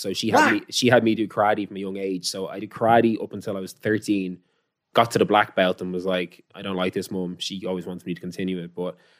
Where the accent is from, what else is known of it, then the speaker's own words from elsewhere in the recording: Dublin, Leinster, Ireland; I'm from Knockline.